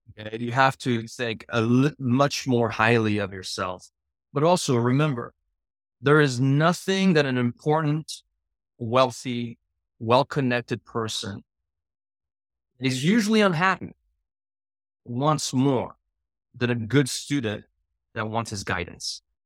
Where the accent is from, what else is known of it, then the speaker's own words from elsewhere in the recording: Paris, Île-de-France, France; moved away; I grew up in Paris